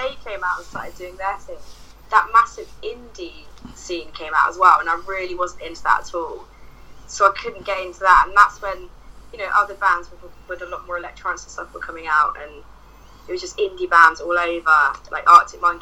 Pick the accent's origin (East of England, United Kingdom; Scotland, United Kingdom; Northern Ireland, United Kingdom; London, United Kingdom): East of England, United Kingdom; Hertfordshire; moved away; I'm from Hertfordshire originally.